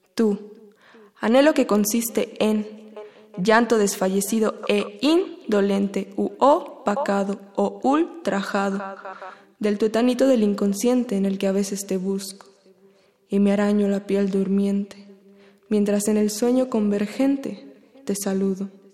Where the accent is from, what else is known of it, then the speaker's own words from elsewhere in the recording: Aguascalientes, Mexico; now in Mexico City, Mexico; Nací en Aguascalientes, pero actualmente vivo en la Ciudad de México.